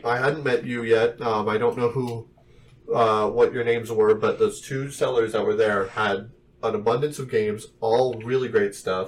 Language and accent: English; New Mexico, United States; we're from New Mexico